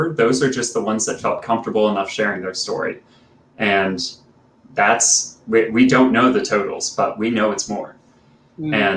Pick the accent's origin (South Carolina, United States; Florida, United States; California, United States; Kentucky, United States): South Carolina, United States; a camp in the foothills of Appalachia, right in my home state of South Carolina